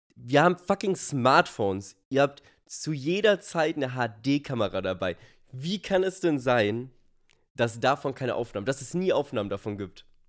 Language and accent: German; Germany; so sind wir Deutsche